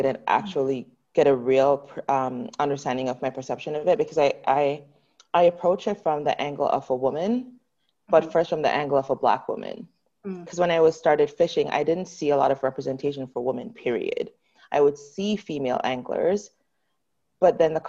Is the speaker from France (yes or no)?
no; Jamaica; now in Canada; I grew up in Jamaica